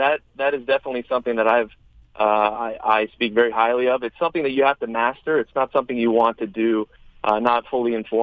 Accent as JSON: {"language": "English", "town": "Chicago", "region": "Illinois", "country": "United States", "tie": "born or raised there", "said": "Chicago, my hometown"}